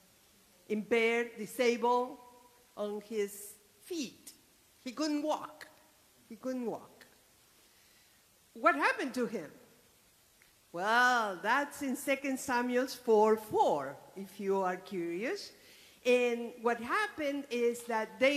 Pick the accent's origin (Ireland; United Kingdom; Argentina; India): Argentina; moved away; I was born in Argentina some 67 years ago